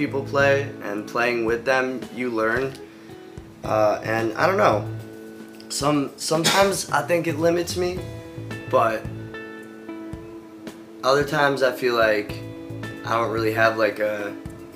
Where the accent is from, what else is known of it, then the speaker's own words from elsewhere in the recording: Cleveland, Ohio, United States; I'm from Cleveland, Ohio, and I'm back